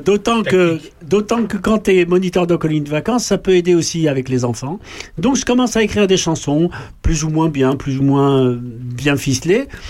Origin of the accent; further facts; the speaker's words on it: Paris, Île-de-France, France; Moi, je suis né à Paris.